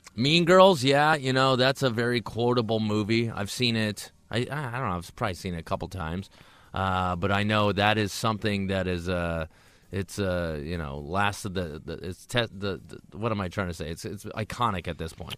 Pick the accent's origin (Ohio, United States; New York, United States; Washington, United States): Washington, United States; Tacoma; I grew up in Tacoma